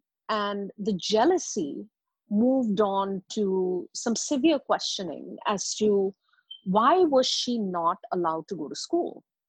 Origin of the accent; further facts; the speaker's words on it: India; also born or lived in Middle East; So I'm an Indian by birth, and I grew up in Middle East.